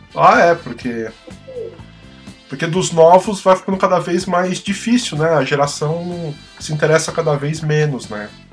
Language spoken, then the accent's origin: Portuguese; São Paulo, Brazil; a gente é paulistano, né?